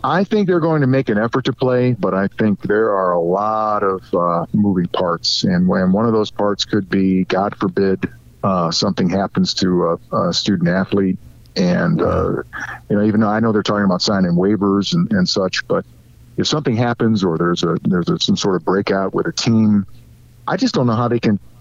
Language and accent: English; Cleveland, Ohio, United States; I grew up in in Cleveland my entire life